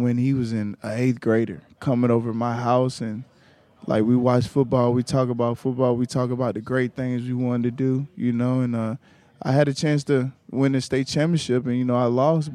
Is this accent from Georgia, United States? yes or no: yes; Gainesville, Georgia, United States; moved away as an adult; now in Tampa, United States; I'm from Gainesville, Georgia